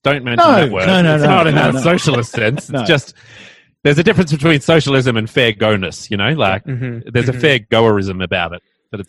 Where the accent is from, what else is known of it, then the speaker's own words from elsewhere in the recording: Australia; I'm an Australian.